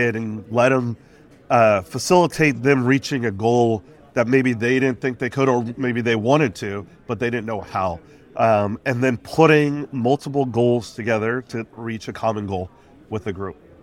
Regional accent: Los Angeles, California, United States; I was born and raised in Los Angeles, California, San Pedro

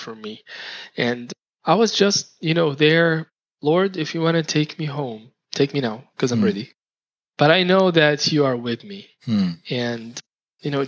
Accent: Saudi Arabia; moved away; I was from Saudi Arabia

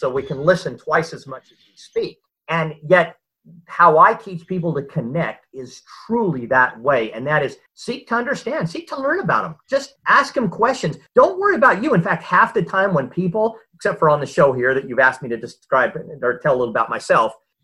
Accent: Southern California, United States; moved away as an adult; now in Utah, United States; I grew up in Southern California as a Southern California beach boy. I've since been transplanted to Utah and lived here most of my life

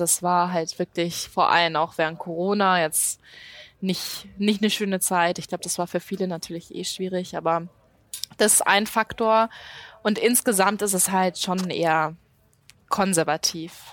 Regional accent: Munich, Bavaria, Germany; moved away as an adult; da bin ich aufgewachsen

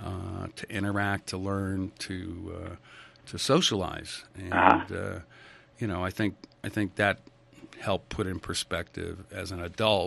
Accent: Stamford, Connecticut, United States; also born or lived in Ridgefield, Connecticut; I grew up in Stamford, Connecticut, 50s, 60s

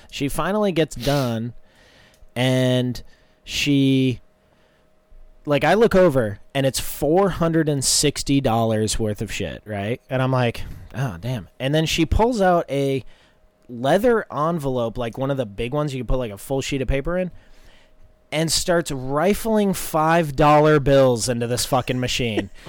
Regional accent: North Carolina, United States; I figured it was because I'm like from North Carolina.

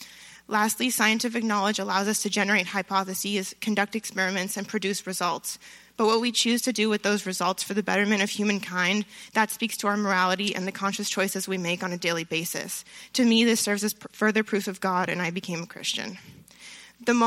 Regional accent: France; also born or lived in Los Angeles; So I grew up in France and in Los Angeles

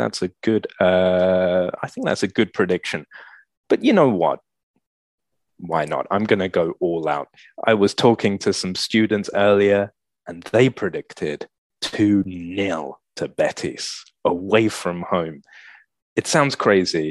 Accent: England, United Kingdom; moved away as an adult; also born or lived in Andalusia, Spain; now in Galicia, Spain; you're English, but you've lived in Spain, haven't you? In the south, no? So yeah, they can tell I've got an Andaluz accent

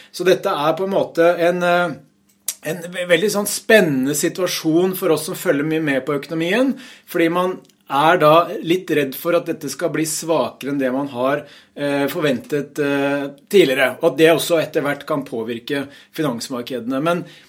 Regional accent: Hamar, Innlandet, Norway; på fagspråket hjemme på Hamar

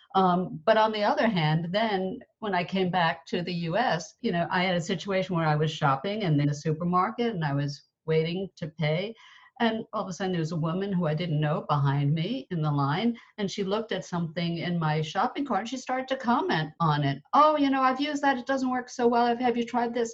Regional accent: United States; moved away as an adult; also born or lived in England; an American expat living in England, which I did for 26 years

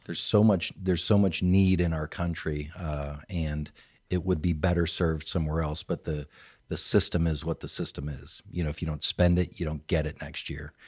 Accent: Phoenix, Arizona, United States; also born or lived in California; now in Triangle area, North Carolina, United States; I claimed Phoenix, Arizona

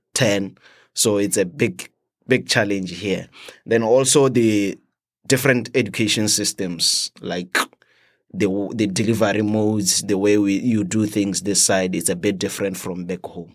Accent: Botswana; moved away as an adult; now in United States; I'm from Botswana.

